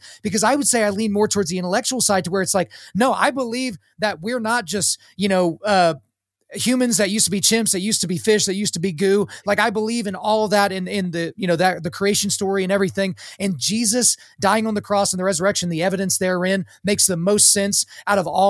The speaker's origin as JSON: {"language": "English", "region": "Oklahoma", "country": "United States", "tie": "born or raised there", "said": "I grew up, I was born in Oklahoma. So according to my parents, I was a Christian because I was born on the red clay of this great state"}